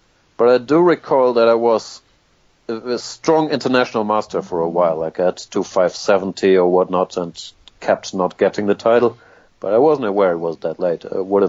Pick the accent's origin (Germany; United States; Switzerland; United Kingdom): Germany; Hamburg; English is a second language; also born or lived in Gibraltar; I was born in Hamburg, Germany.